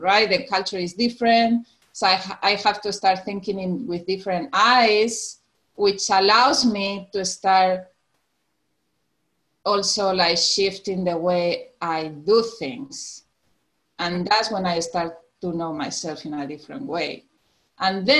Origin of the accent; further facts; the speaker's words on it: Tenerife, Canary Islands, Spain; moved away as an adult; now in Alabama, United States; So I'm from Spain. I was born in an island, Tenerife, in the Canary Islands